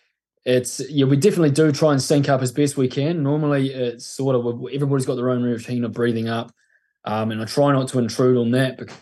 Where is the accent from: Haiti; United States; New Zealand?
New Zealand; Mapua, Tasman; I grew up in a place called Mapua, which is a little village out of Nelson in the top of the south.